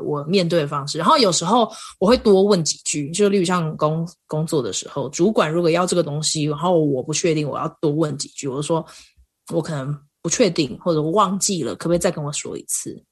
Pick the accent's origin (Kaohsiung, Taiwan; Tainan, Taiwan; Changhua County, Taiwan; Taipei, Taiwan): Kaohsiung, Taiwan; moved away as an adult; now in Colorado, United States; 因为我是高雄人嘛，所以高雄常嗯。常也是大太阳